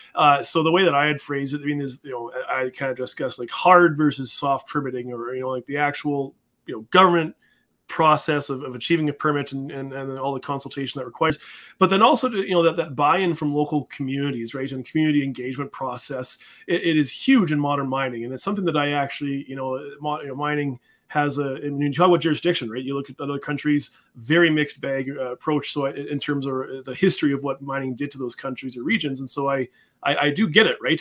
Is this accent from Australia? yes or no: no; Canada; I'm a Canadian